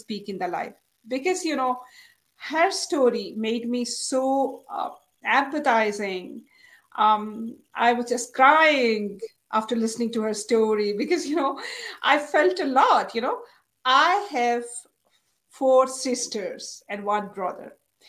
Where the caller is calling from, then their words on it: Islamabad, Islamabad Capital Territory, Pakistan; I'm live from Pakistan, Islamabad.